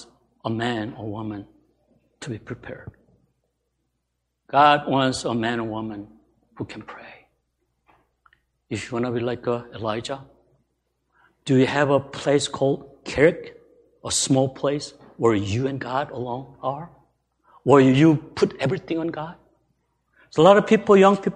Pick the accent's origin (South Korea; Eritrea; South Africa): South Korea; moved away; I was born in Korea